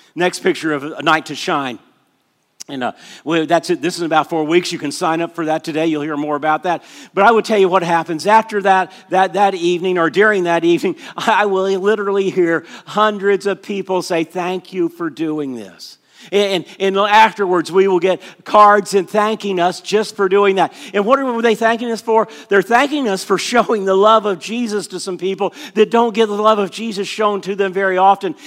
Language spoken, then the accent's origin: English; Orlando, Florida, United States; I grew up in Orlando, Florida